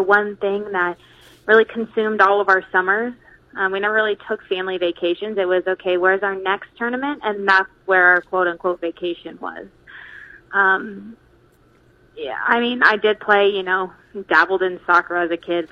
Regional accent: San Diego, California, United States; moved away as an adult; also born or lived in Chicago, Illinois / North Dakota / Concordia, Nebraska; now in Maryville, United States; growing up in California, it was a great, great state to play ball

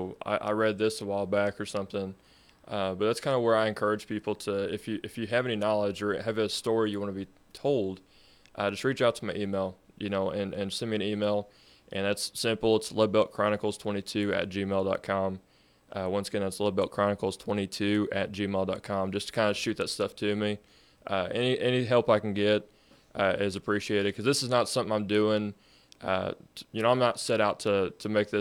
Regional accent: Bonne Terre, Missouri, United States; I was born and raised in outside of Bon Terre, rural Bon Terre. So yeah, I've been here my whole life

